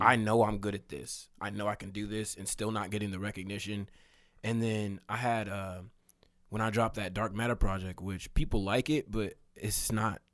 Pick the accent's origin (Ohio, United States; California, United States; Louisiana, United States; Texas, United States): Texas, United States; Katy; also born or lived in Austin, Texas; I was born in Austin, and I lived there until I was five, and then I moved to Katy